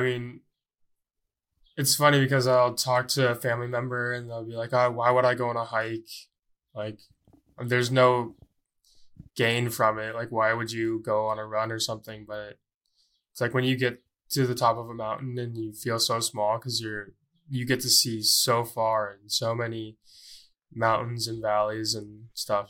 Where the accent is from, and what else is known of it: Columbus, Ohio, United States